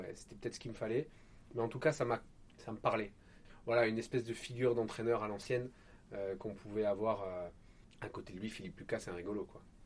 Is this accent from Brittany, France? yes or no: no; Marseille, Provence-Alpes-Côte d'Azur, France; also born or lived in Apt, Vaucluse; mon enfance sur laquelle j'ai des souvenirs, c'est plutôt à Marseille